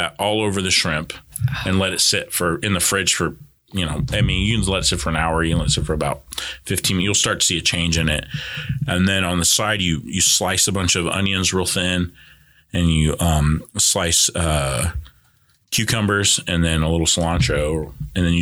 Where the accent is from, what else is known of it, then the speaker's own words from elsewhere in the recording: California, United States; moved away; growing up in California